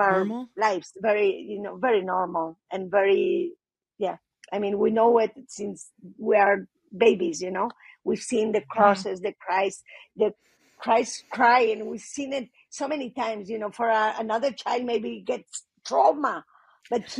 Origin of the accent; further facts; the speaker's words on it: Spain; I'm from Spain. It was a very, very Catholic country